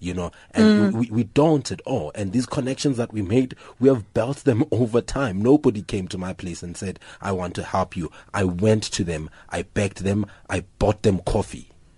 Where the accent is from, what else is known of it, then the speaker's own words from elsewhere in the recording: Tsakane, Gauteng, South Africa; I'm from Tsakane in the East Rand.